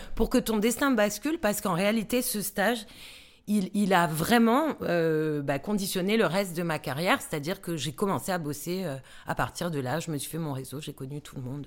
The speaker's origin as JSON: {"language": "French", "town": "Bastia", "region": "Corsica", "country": "France", "tie": "born or raised there", "also_born_or_lived": "Paris", "moved": "as an adult", "said": "j'ai passé le bac euh, à Bastia, puisque je, je suis corse. Je suis arrivée effectivement comme tu l'as dit dans l'intro, à Paris pour faire des études"}